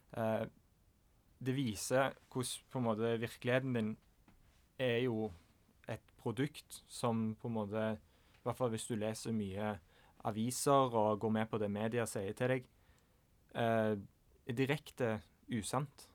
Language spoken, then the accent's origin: Norwegian; Norway; som nordmann